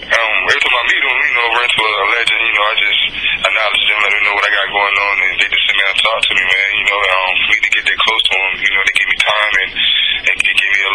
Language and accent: English; North Carolina, United States; also born or lived in Raleigh, North Carolina; my hometown, North Carolina.